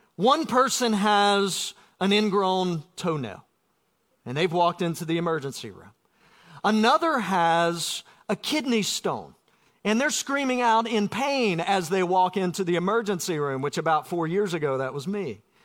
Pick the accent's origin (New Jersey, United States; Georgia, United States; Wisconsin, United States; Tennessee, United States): Georgia, United States; South; Growing up in South Georgia